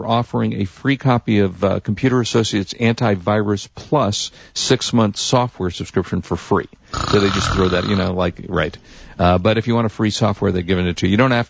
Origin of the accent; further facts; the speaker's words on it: Chicago, Illinois, United States; born there; So I was born in Chicago.